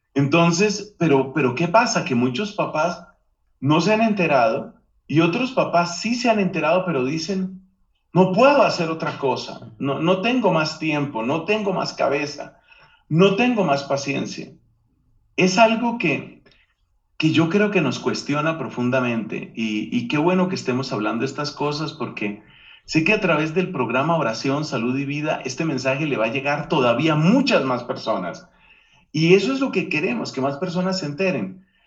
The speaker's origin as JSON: {"language": "Spanish", "country": "Colombia", "said": "Aquí en mi país, Colombia"}